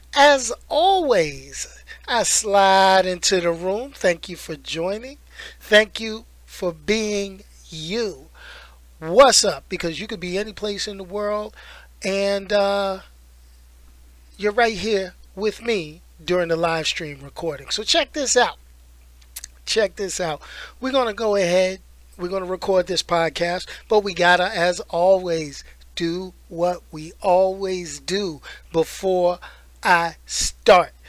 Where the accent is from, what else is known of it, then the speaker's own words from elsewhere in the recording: New York, United States; I grew up in New York.